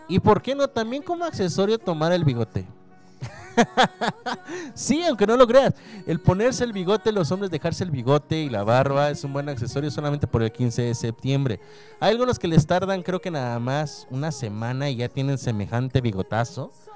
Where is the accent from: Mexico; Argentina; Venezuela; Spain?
Mexico; pues somos mexicanos, papá. Mexicanos, yo soy mexicano y esa es mi bandera